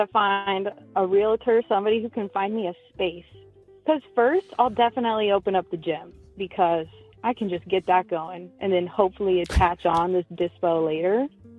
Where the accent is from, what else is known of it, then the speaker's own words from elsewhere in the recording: Seattle, Washington, United States; now in Salt Lake City, United States; I'm living in Salt Lake City right now. I'm from Seattle, and I'm about to graduate college.